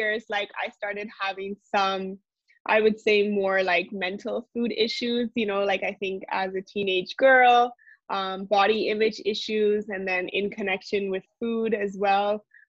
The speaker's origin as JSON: {"language": "English", "town": "Mussoorie", "region": "Uttarakhand", "country": "India", "tie": "born or raised there", "said": "So I think I grew up in India. A little bit background, my family is from the United States, but my parents moved to India in 1992, and we grew up in the Himalayas, so in a small town called Mussoorie"}